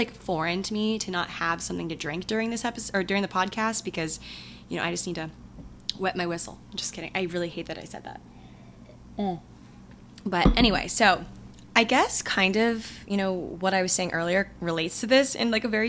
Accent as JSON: {"language": "English", "area": "hometown of Merriweather Post Pavilion", "region": "Maryland", "country": "United States", "tie": "born or raised there", "moved": "yes", "said": "Meriwether Post Pavilion, which is a very popular concert venue in my hometown"}